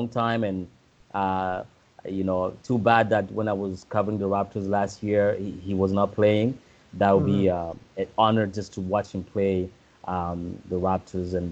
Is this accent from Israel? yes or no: no; Burundi; moved away; growing up in Burundi